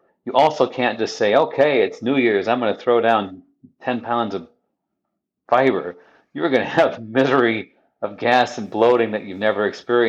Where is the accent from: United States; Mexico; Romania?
United States; Midwest; You know, I'm a Midwesterner